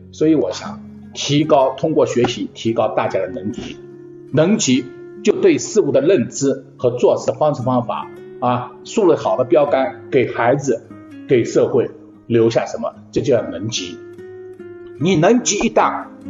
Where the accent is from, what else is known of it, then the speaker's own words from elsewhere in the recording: Shanghai, China; moved away; also born or lived in abroad; 我是一个上海城市长大的，我在国外待了这么多年